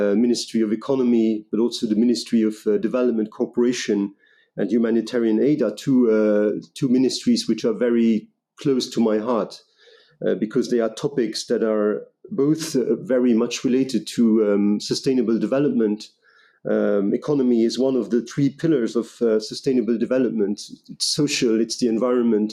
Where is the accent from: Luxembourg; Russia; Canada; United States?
Luxembourg; I'm a Luxembourg national. I'm born and raised in Luxembourg.